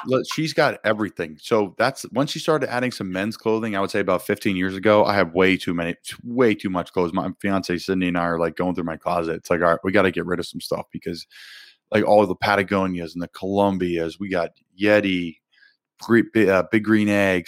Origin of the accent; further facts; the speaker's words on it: Doylestown, Pennsylvania, United States; moved away as an adult; my hometown